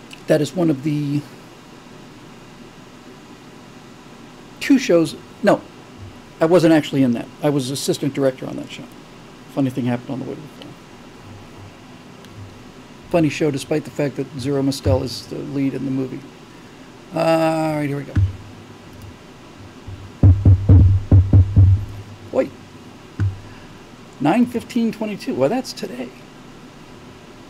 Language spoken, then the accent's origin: English; South Florida, United States; moved away; I grew up in South Florida